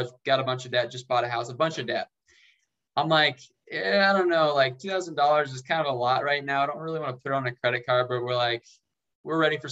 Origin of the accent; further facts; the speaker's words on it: David City, Nebraska, United States; moved away as an adult; also born or lived in Lincoln, Nebraska; now in Las Vegas, United States; I'm from David City. My now wife and I met back in high school at the Butler County Fair